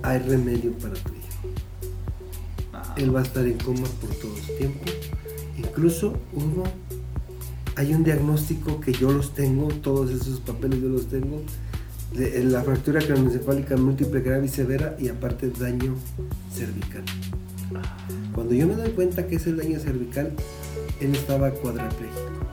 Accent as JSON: {"language": "Spanish", "region": "San Luis Potosí", "country": "Mexico", "also_born_or_lived": "Monterrey", "said": "llegando a mi tierra, mis doctores, mis paisanos"}